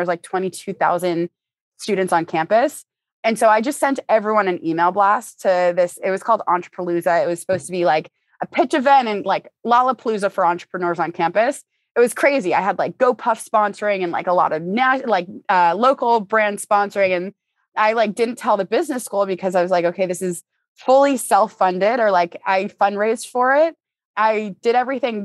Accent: Boston, Massachusetts, United States; moved away as an adult; now in Los Angeles, United States; I'm from Boston, and like, for me, Boston is really a hub for businesses, but growing up in the area

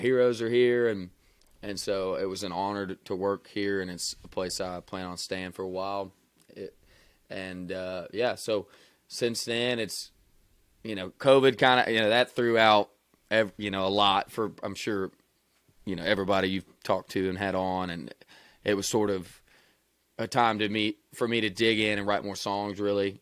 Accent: Wilmore, Kentucky, United States; moved away; I'm from Wilmore, Kentucky, man. It's two stoplights and a railroad track.

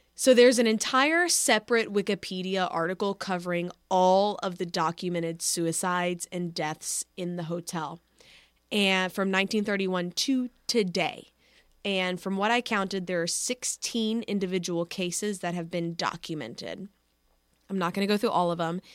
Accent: Dallas, Texas, United States; my hometown

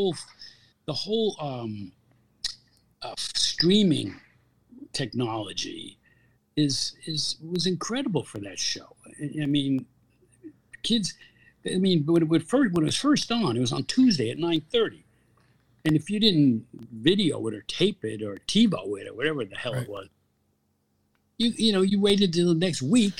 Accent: New Milford, New Jersey, United States; I grew up in New Milford, New Jersey

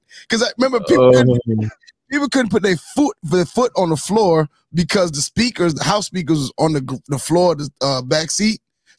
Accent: New York, United States; moved away; also born or lived in New Jersey; I'm from New York. And lived in Jersey

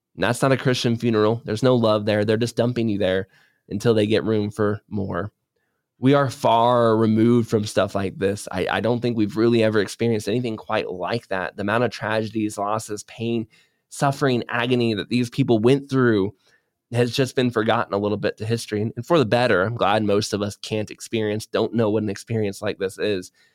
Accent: United States; as an American

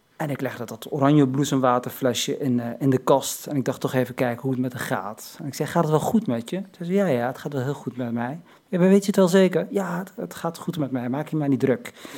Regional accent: Morocco; ik ben geen Turk, maar een Marokkaan

